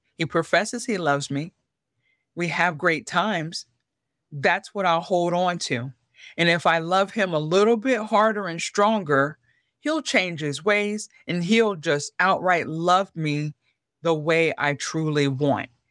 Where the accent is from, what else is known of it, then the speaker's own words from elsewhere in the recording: York, Pennsylvania, United States; moved away as an adult; I grew up in York, Pennsylvania